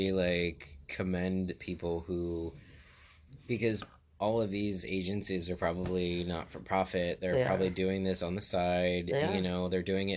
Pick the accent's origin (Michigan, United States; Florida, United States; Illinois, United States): Florida, United States; now in Midwest, United States; I am from Florida and I am a Florida man